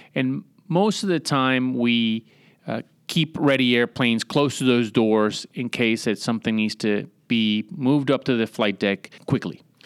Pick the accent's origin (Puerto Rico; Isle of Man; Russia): Puerto Rico; San Juan; moved away; also born or lived in Newport, Rhode Island / Virginia Beach, Virginia; originally, I'm from San Juan, Puerto Rico, born and raised down there